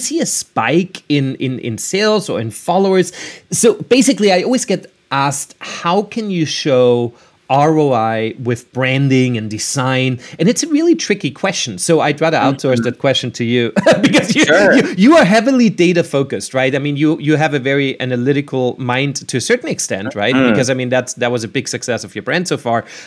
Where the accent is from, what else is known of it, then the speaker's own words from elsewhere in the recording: Vienna, Austria; moved away; I'm from Vienna, Austria.